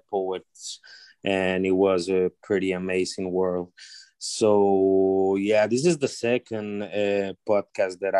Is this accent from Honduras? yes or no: yes; Honduras; I am from Honduras, Central America